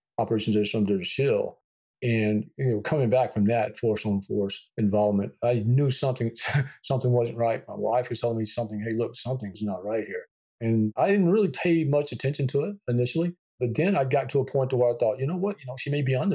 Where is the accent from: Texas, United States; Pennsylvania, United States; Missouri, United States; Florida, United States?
Texas, United States; growing up in Texas, you know, we tend to be proud folks